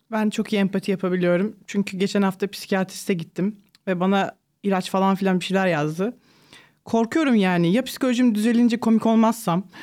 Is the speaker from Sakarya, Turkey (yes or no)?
yes; Sakarya, Turkey; also born or lived in Ankara; Ankara'da doğdum. 6 yaşına kadar falan oradaydık. Sonra ailem Sakarya'ya taşındı.